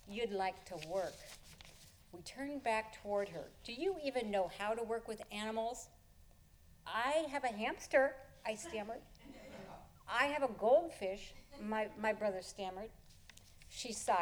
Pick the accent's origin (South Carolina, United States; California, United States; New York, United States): California, United States; near Pasadena; I grew up near Pasadena in the 60s